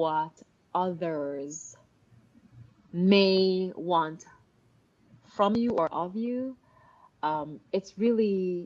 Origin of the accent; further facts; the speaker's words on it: Jamaica; moved away; also born or lived in Miami; growing up in Jamaica, coming to Miami, from Miami, joining the Air Force